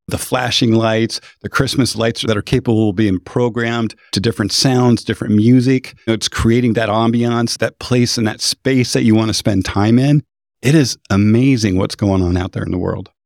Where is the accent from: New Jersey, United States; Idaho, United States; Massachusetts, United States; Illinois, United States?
Idaho, United States; moved away; I grew up in Idaho